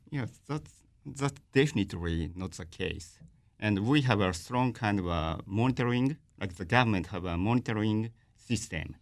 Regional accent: Fukushima, Japan; I'm from Tohoku, I'm from Fukushima.

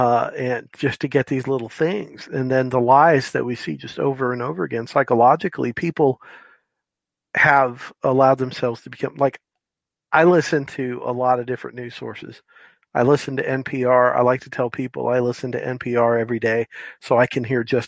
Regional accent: Florida, United States; now in Tennessee, United States; Well, I live in Tennessee, and I can tell you, I'm from Florida. And I did 12 years in the military and ended up in Tennessee.

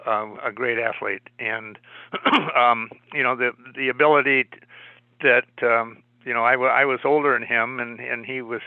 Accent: Boulder, Colorado, United States; also born or lived in Midland, Michigan; I was born in Midland, Michigan, and when I was five, we moved to Boulder.

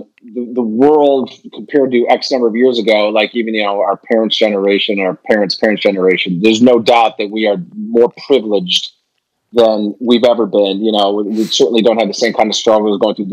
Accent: Chicago, Illinois, United States; I'm a Chicagoan

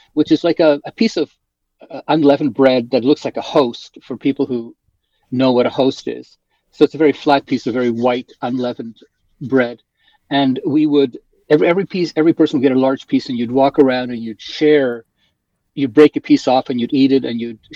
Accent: South Africa; also born or lived in Poland; now in Canada; I grew up in South Africa

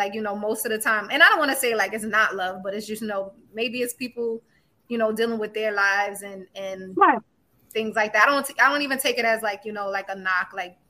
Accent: New York City, New York, United States; moved away; also born or lived in South Carolina / Ohio; I'm originally from Brooklyn, but I moved down south. So I'm a Southern City Belle, which I like to call myself.

